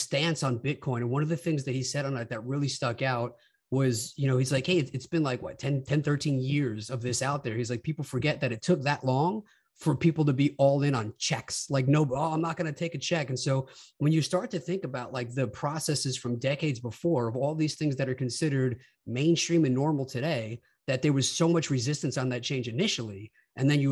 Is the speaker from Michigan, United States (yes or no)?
no; New York, United States; moved away as an adult; now in Illinois, United States; I'm really like kind of born and raised in New York guy.